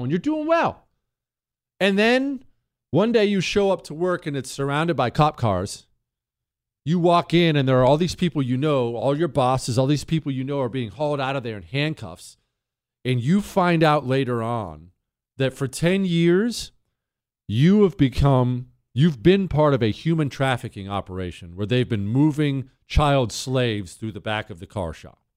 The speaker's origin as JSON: {"language": "English", "region": "Rust Belt", "country": "United States", "tie": "born or raised there", "said": "And I know all kinds of these people because I grew up in the Rust Belt."}